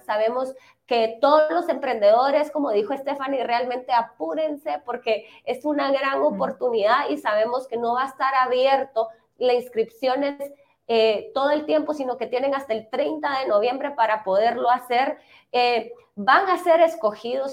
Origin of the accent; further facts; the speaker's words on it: Guatemala; nosotros como guatemaltecos